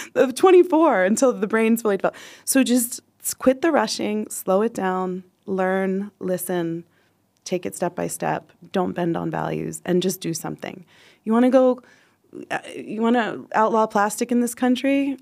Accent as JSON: {"language": "English", "country": "United States", "moved": "as an adult", "lives_now": "Nepal", "said": "I'm American"}